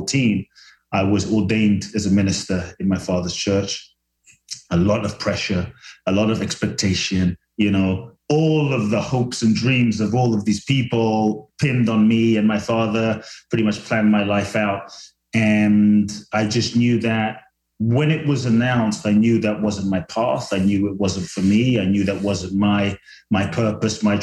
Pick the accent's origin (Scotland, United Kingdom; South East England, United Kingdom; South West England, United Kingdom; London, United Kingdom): London, United Kingdom; also born or lived in Ghana / Mexico; now in Los Angeles, United States; I was born in Ghana, West Africa. My father's from Ghana. My mother's Japanese. I grew up in London, live in LA now and partly Mexico